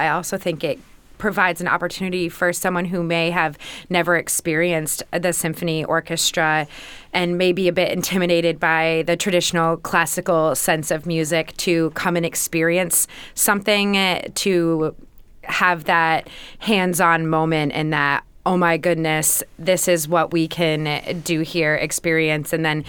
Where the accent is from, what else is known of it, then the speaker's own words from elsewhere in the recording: Springfield, Massachusetts, United States; my hometown of Springfield, Massachusetts.